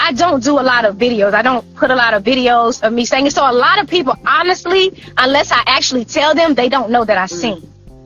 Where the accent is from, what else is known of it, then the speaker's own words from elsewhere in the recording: Woodbine, Georgia, United States; also born or lived in Florida; I was actually born in Florida, but definitely raised in Woodbine, Georgia